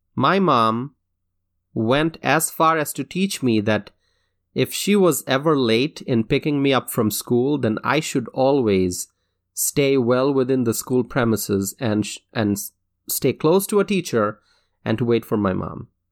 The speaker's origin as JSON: {"language": "English", "town": "Dhaka", "region": "Dhaka Division", "country": "Bangladesh", "tie": "born or raised there", "moved": "yes", "lives_now": "United States", "said": "I grew up in Dhaka, Bangladesh"}